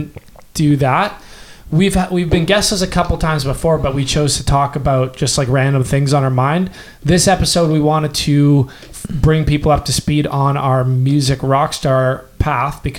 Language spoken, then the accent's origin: English; Canada; we're Canadian.